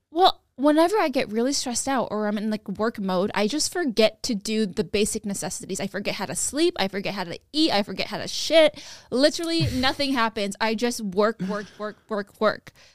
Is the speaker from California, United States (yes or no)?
yes; Sacramento, California, United States; I'm from Sacramento